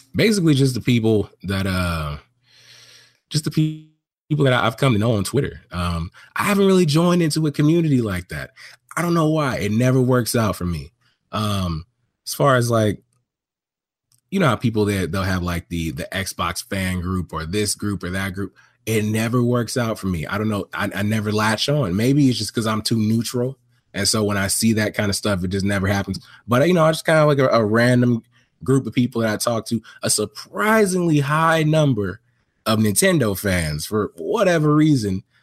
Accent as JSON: {"language": "English", "town": "Long Beach", "region": "California", "country": "United States", "tie": "born or raised there", "said": "born in, uh, Long Beach, California, man, that's where I grew up"}